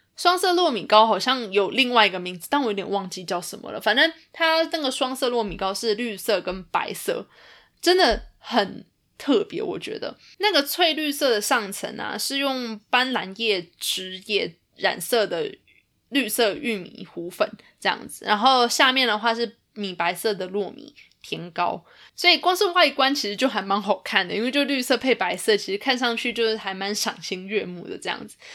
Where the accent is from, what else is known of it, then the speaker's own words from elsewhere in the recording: Taiwan; 我们台湾人